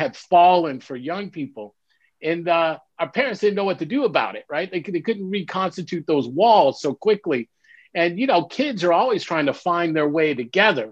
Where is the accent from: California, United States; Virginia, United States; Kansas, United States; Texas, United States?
California, United States; Los Angeles; I grew up in Los Angeles, and, you know, I'm the third generation of now what is 5 generations of Los Angelians.